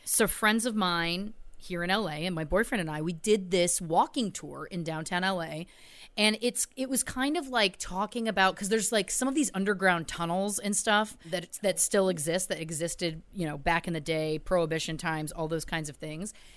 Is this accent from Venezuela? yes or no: no; Belleville, Ontario, Canada; my hometown, Belleville, Ontario, Canada